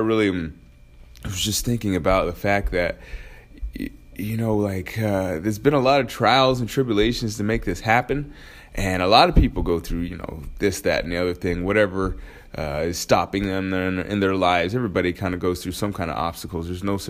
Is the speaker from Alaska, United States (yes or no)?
yes; Alaska, United States; So that's why I say I grew up in Alaska, because that's where I started high school, was in Alaska.